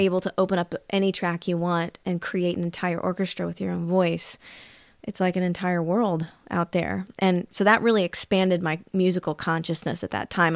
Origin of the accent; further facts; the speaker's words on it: Anderson, Indiana, United States; also born or lived in Los Angeles; I was born in Indiana, Anderson, Indiana, which is if no one knows where it is, in the central regions of Indiana, about thirty miles north of Indianapolis.